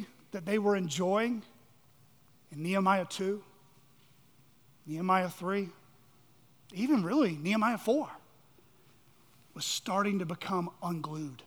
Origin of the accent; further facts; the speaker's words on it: United States; We are American citizens. Thank God for this country. Thank God for our freedoms. Thank God we were born here.